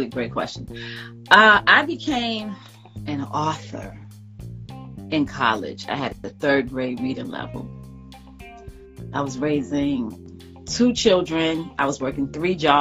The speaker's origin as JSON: {"language": "English", "town": "New York City", "region": "New York", "country": "United States", "moved": "yes", "lives_now": "Atlanta, United States", "said": "I live in Atlanta, Georgia. I am from the South Bronx, New York"}